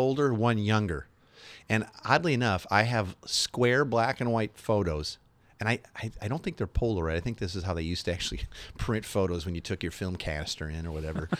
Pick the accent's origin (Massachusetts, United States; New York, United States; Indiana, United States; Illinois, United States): Illinois, United States; Chicago; I grew up in Chicago area